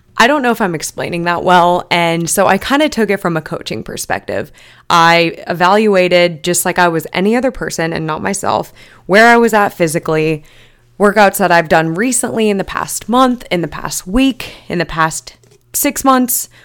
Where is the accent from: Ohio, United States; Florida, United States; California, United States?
California, United States; Long Beach; this is my hometown race